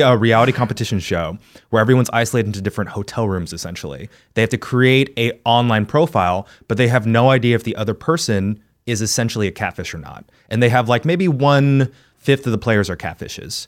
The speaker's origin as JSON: {"language": "English", "region": "Texas", "country": "United States", "tie": "born or raised there", "moved": "yes", "said": "as a Texan child"}